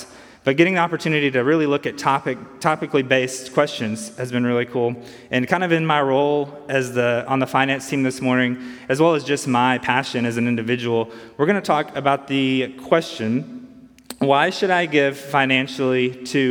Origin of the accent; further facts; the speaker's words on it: Earle, Arkansas, United States; also born or lived in Jackson, Tennessee / Nashville, Tennessee; I grew up in Earl, Arkansas, which is about 30 miles from here on the Arkansas side